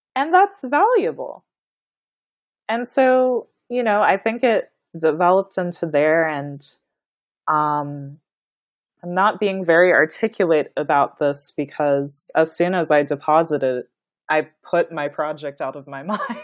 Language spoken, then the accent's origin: English; Kansas, United States; I was born and raised in Kansas